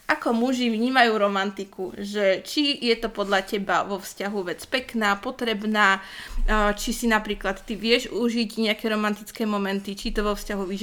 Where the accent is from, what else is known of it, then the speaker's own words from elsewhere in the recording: Slovakia; my sme to mysleli dobre a pekne, lebo sme Slováci a máme sa hej.